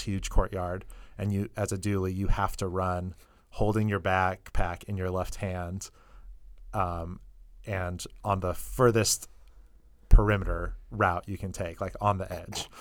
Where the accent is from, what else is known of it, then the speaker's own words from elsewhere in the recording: Northern California, United States; moved away as an adult; also born or lived in Colorado; I'm originally from Northern California.